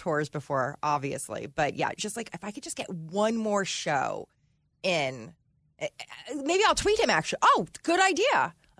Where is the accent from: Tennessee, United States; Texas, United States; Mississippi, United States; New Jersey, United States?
New Jersey, United States; I'm from Jersey and I'm Italian.